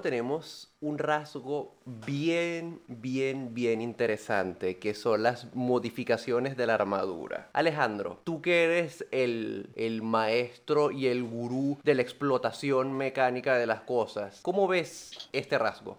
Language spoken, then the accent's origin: Spanish; Venezuela; somos venezolanos